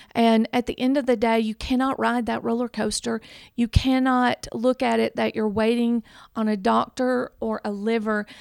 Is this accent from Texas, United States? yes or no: no; Decatur, Alabama, United States; accent: Southern; I am actually from Decatur, Alabama